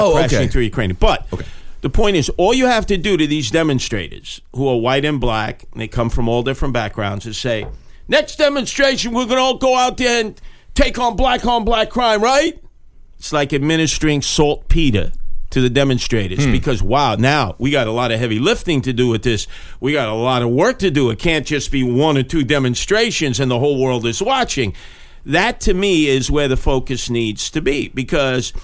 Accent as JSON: {"language": "English", "town": "New York City", "region": "New York", "country": "United States", "tie": "born or raised there", "said": "grew up in the Bayview housing projects in Canarsie, where I grew up"}